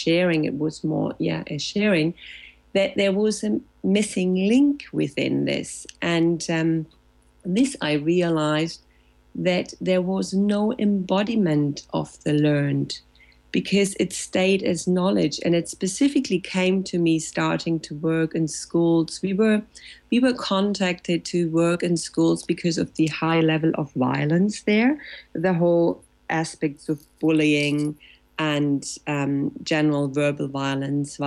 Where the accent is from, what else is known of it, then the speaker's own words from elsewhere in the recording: Germany; English is a second language; also born or lived in Latin America; now in Barcelona, Spain; I'm in Spain, in Barcelona, located since 11 years now, almost, yes, after having lived a couple of years in Latin America, but I'm originally from Germany.